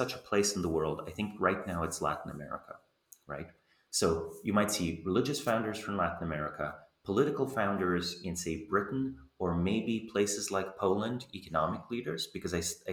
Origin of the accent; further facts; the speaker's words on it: Slovenia; growing up in Slovenia, newly independent